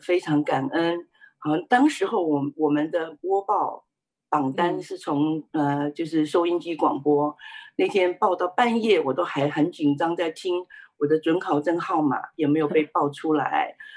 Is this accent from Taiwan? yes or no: yes; Taiwan; 我是在台湾出生的，呃，我的家里是一个拜偶像的家庭，虽然我们不是一个，呃，富有的家庭，但是却是一个和乐的家庭